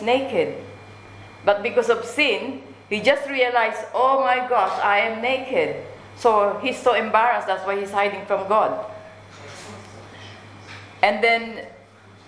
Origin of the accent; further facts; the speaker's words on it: Philippines; Being a Filipina